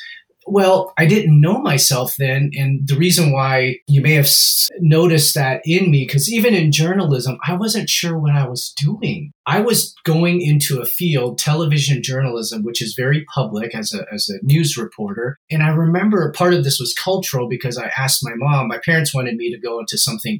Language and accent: English; Hong Kong; My proficiency is now in English. My parents' proficiency is in Cantonese because we're from Hong Kong.